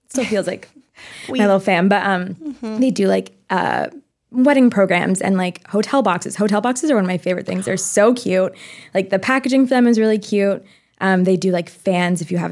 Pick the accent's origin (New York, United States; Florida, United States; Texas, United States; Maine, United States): Maine, United States; moved away; I'm from Maine originally, and my family still lives there